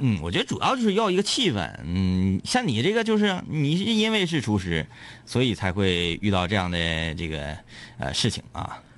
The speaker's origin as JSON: {"language": "Chinese", "region": "Northeast China", "country": "China"}